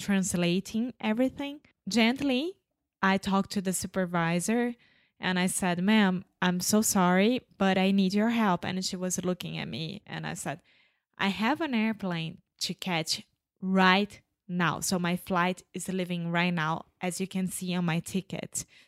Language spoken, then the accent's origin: English; Brazil; Where are you coming from? Brazil.